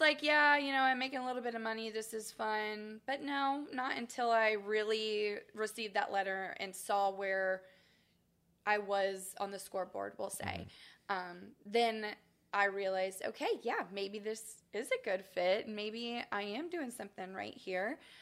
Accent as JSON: {"language": "English", "town": "Springfield", "region": "Ohio", "country": "United States", "tie": "born or raised there", "also_born_or_lived": "Kentucky", "moved": "as an adult", "lives_now": "Champaign, United States", "said": "I grew up in Springfield, Ohio, so okay. I am not a townie. Um, I'm a Buckeye."}